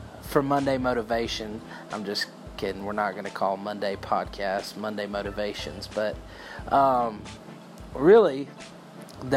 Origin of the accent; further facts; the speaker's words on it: Texas, United States; I'm from Texas